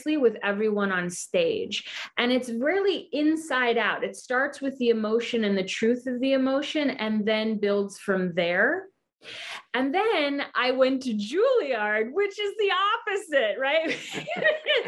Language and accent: English; Hawaii, United States; moved away as an adult; also born or lived in New York City; I was born and raised in Hawaii. And then I moved to New York City at 18 to get training and to go to college